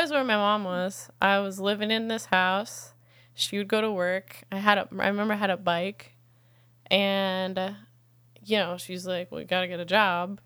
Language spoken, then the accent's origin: English; the Catskills, next to Woodstock, upstate New York, United States; I'm from upstate New York.